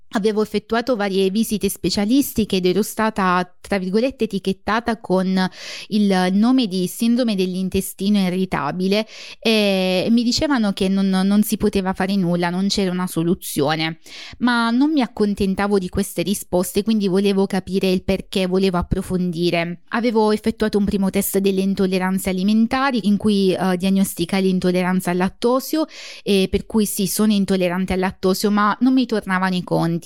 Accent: Basilicata, Italy; moved away as an adult; now in United Kingdom; Sono lucano, originariamente della Basilicata, ma, ehm, inglese d'adozione

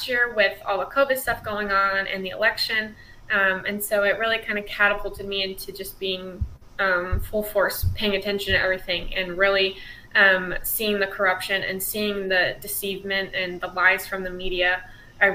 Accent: Illinois, United States; moved away; I'm from Illinois, and we have like a community college

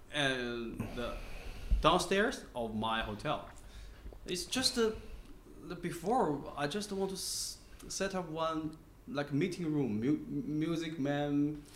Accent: Xi'an, Shaanxi, China; English is a second language; now in Shenzhen, China; I'm from Xi'an. I'm Xi'an.

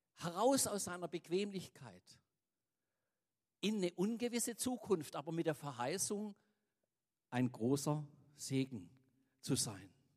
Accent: Swabia, Germany; uns selber als Schwaben

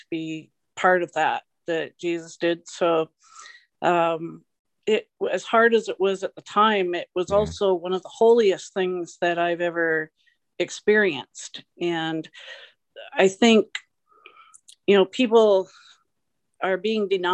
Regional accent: Canada; accent: Canadian; also born or lived in Victoria County; I'm a Canadian. As soon as I talk, they hear my accent.

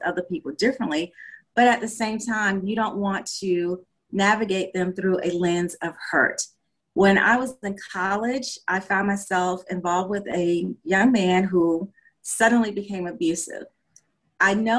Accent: South Carolina, United States; now in Georgia, United States; I'm originally from South Carolina. I currently reside in the state of Georgia.

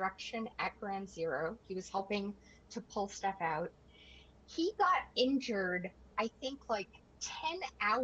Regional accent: Canada; I'm a Canadian

